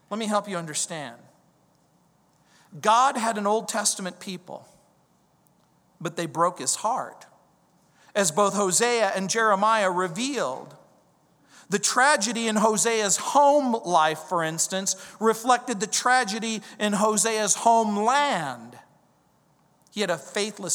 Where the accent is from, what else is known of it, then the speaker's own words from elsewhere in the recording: the South, United States; I grew up in the South